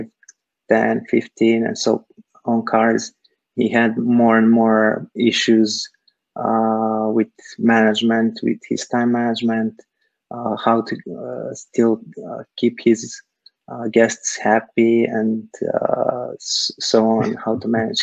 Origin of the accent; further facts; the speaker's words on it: Serbia; moved away as an adult; now in Silicon Valley, United States; I'm originally from Serbia, Eastern Europe. I moved to the US some like 8 years ago or so.